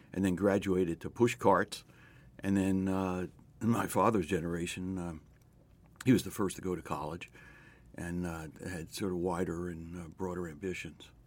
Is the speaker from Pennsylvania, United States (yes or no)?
yes; Philadelphia, Pennsylvania, United States; I grew up in West Philadelphia